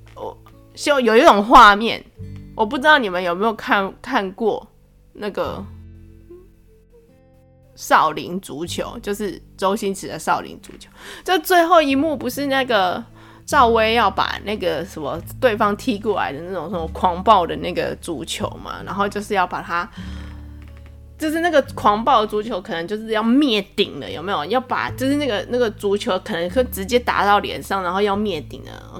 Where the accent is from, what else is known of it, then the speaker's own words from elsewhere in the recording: Taiwan; 虽然可能会我们台湾人可能会有点迂回